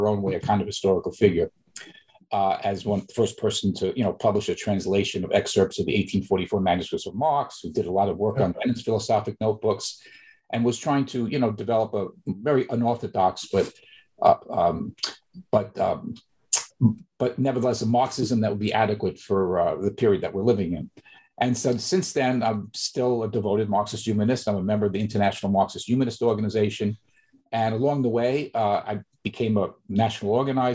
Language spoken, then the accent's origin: English; New York, United States; I'm originally from New York, growing up in the Bronx, from working class family in Bronx, New York